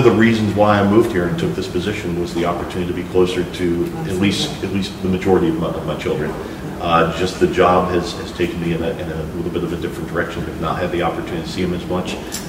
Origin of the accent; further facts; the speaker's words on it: Geneva, New York, United States; now in South Florida, United States; Geneva, New York is my hometown, where my mom still lives and still have a lot of friends there, graduated from high school there, and then embarked on my career into port management.